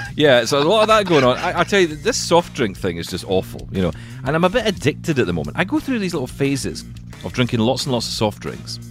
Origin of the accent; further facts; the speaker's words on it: Glasgow, Scotland, United Kingdom; we're from Glasgow in Scotland